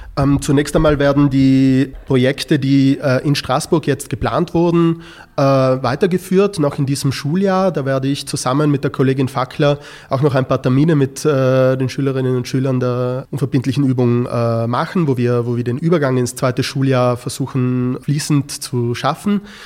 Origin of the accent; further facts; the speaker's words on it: South Tyrol, Trentino-Alto Adige, Italy; ich bin in einer Grenzregion aufgewachsen, dadurch ist das Thema der, die Frage der nationalen Identität etwas, das mich äh, von Kind an begleitet hat